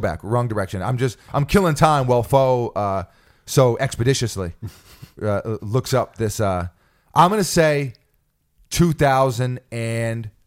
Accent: New York City, New York, United States; in New York City, we had our slang growing up

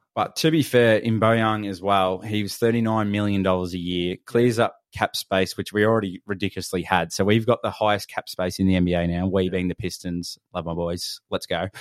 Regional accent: Australia; we're from Australia

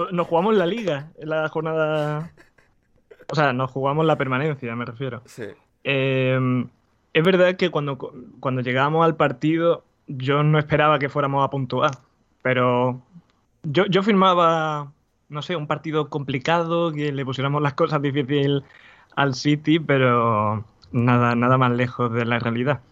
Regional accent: Spain; yo soy español

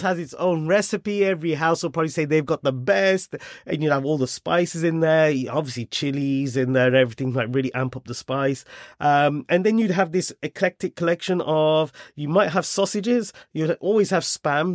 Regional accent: Wolverhampton, West Midlands, United Kingdom; moved away as an adult; also born or lived in Germany; now in London, United Kingdom; I was born and brought up in Wolverhampton.

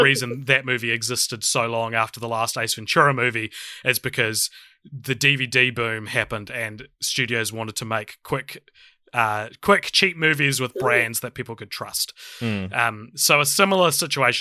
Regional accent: New Zealand; I'm a podcaster from New Zealand

